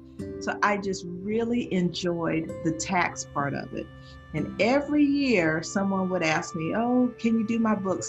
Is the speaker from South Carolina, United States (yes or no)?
yes; South Carolina, United States; I am from South Carolina, and my company is D Hart Accounting